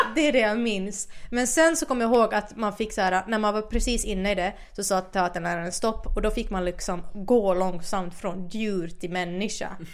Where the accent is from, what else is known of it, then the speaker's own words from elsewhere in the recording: Finland; accent: Finland Swedish; first language Finland Swedish; also born or lived in Åland; now in Sweden; jag har bott halva min barndom i Finland, alltså halva på Åland